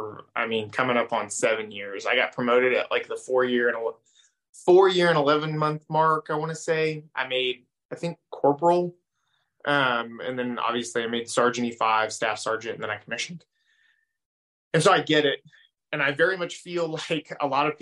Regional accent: Oregon, United States; moved away; I grew up in Oregon.

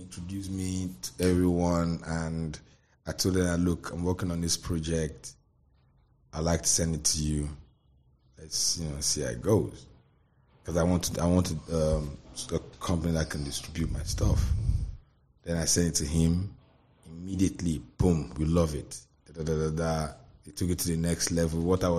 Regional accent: Ikeja, Lagos, Nigeria; born there; I was born in Ikeja, Lagos.

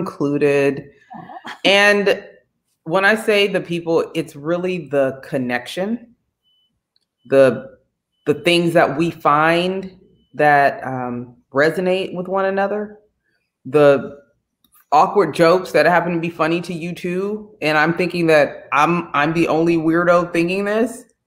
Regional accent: Bay Area, California, United States; I'm from the Bay Area. We're all multicultural and whatnot.

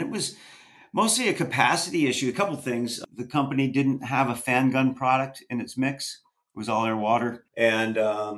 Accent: Stratton, Vermont, United States; This was at a place called Woody's Cracker Barrel in southern Vermont, down by Stratton, which is where I grew up down in the Stratton

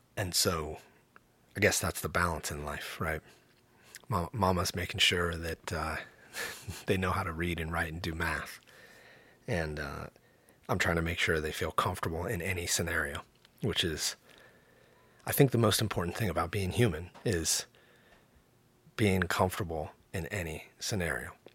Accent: the Northwest, Pacific Northwest, United States; growing up in the Northwest in the nineties, eighties and nineties

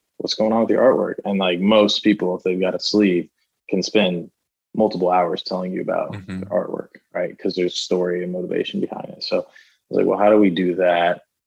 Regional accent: Florida, United States; I grew up in Florida

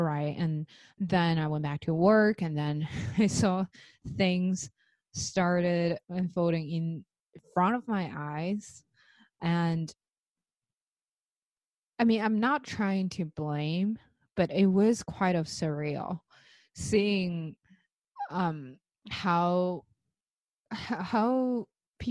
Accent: China; now in United States; I came from China, I live in the States

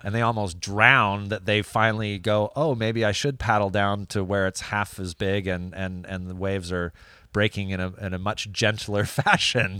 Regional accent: California, United States; now in France; growing up in California

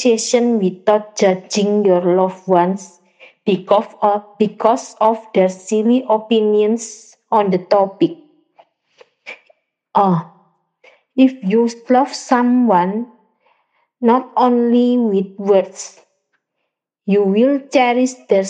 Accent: Surabaya, East Java, Indonesia; I'm from Surabaya, Indonesia

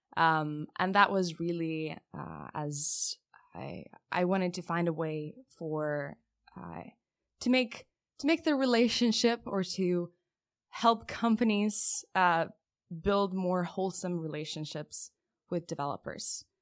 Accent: Lithuania; moved away; I'm originally from Lithuania

